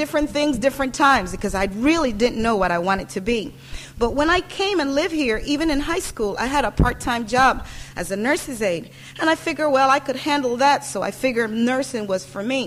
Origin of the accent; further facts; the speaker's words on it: Panama; now in United States; I was born in Panama, as the pastor says, and that's where I grew up.